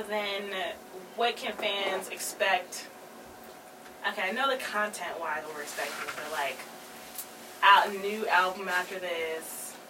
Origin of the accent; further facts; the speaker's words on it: New York, United States; Me and my co-hosts are from New York